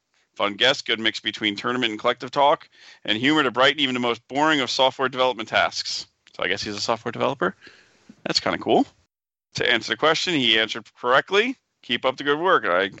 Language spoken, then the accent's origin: English; New Jersey, United States; Great, great state, because that's my home state.